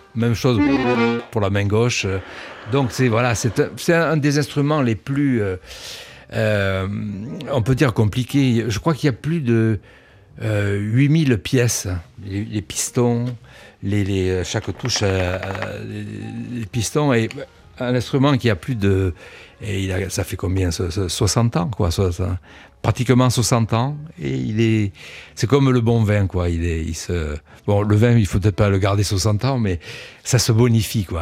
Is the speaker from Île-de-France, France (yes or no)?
no; Cannes, Provence-Alpes-Côte d'Azur, France; moved away as an adult; also born or lived in Nice; now in Paris, France; je suis né à Cannes. Euh, mais j'ai vécu 20 ans euh, dans la région